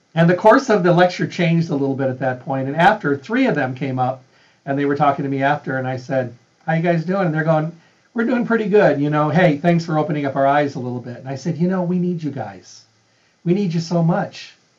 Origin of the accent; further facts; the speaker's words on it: Midwest, United States; now in Las Vegas, United States; I was raised in the Midwest